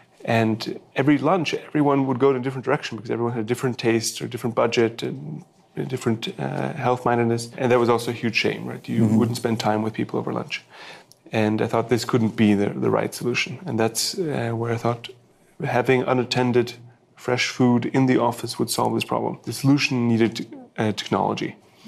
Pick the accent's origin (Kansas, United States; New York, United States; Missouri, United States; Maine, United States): New York, United States; moved away as an adult; now in Switzerland; I'm originally Swiss, but I grew up in New York, went to college there, went to business school there, and after business school, decided to come back to Switzerland